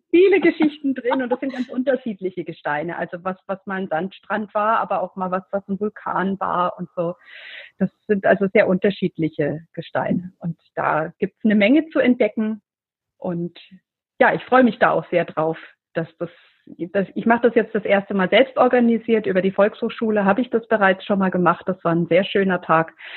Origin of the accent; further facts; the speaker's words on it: Middle Franconia, Bavaria, Germany; ich komme aus Mittelfranken, hast zu Bayern gehört